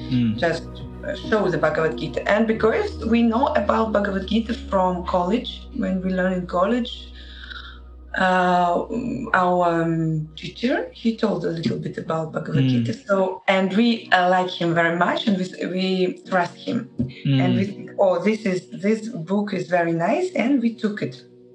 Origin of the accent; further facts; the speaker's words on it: Saint Petersburg, Russia; English is a second language; We are from St. Petersburg.